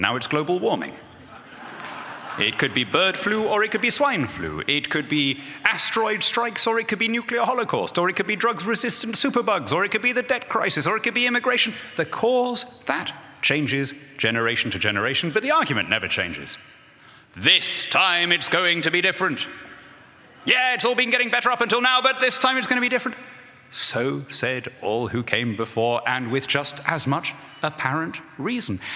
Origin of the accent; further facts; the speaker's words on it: United Kingdom; being a British Conservative politician